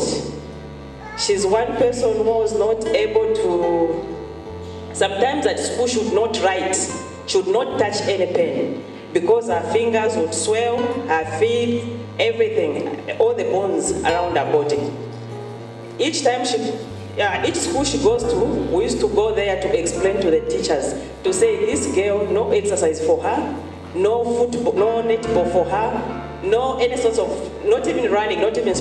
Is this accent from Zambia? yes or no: yes; Lusaka, Lusaka Province, Zambia; I'm from Lusaka, Zambia.